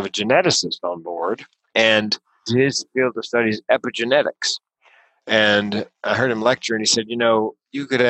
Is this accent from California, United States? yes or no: no; North Carolina, United States; I grew up in the South in North Carolina, which was, you know, Tobacco Road